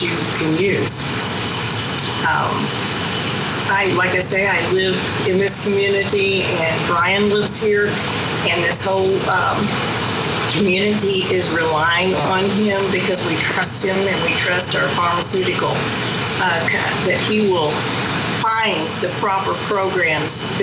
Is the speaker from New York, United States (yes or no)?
no; Baxter Springs, Kansas, United States; I was raised here in Baxter